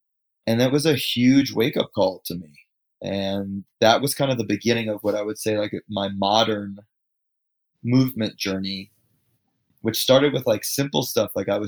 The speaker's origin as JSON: {"language": "English", "region": "New York", "country": "United States", "tie": "born or raised there", "said": "I grew up just outside of New York City."}